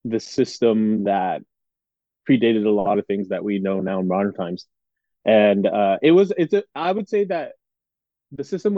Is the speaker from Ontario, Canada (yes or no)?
no; Edmonton, Alberta, Canada; I grew up in Edmonton, Alberta, Canada